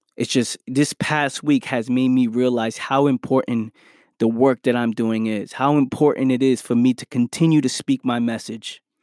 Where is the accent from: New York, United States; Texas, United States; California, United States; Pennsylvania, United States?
New York, United States; New York City; I'm from the Bronx, New York